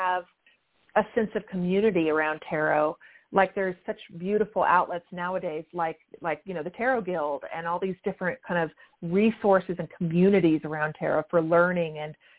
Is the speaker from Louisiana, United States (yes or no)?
yes; Louisiana, United States; I grew up in mostly in Louisiana, and I went to college at Louisiana State University